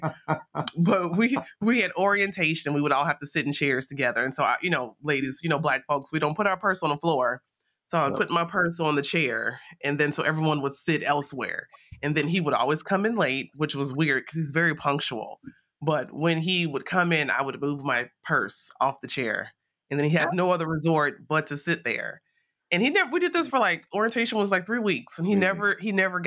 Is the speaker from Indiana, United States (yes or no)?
yes; Gary, Indiana, United States; moved away as an adult; now in Louisville, United States; I'm a native of Gary, Indiana. So I'm born and raised in the Midwest